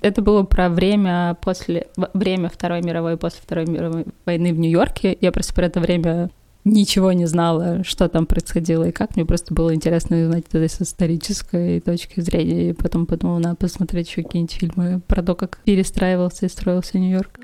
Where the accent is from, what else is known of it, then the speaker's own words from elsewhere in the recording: Perm, Perm Krai, Russia; also born or lived in Moscow; Я приехала, вернулась из Москвы в Пермь